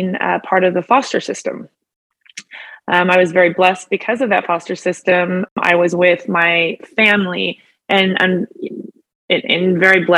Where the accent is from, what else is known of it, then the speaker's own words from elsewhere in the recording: Chico, California, United States; moved away as an adult; also born or lived in Sacramento, California / Phoenix, Arizona; now in Roseville, United States; I'm from Chico, California